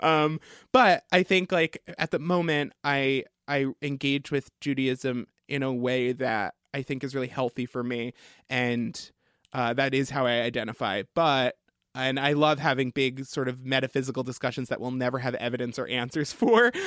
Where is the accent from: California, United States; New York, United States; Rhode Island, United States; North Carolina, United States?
New York, United States; Long Island; I grew up on Long Island